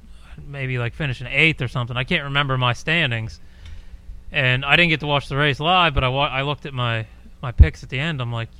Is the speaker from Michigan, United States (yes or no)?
no; Pennsylvania, United States; That's my home state.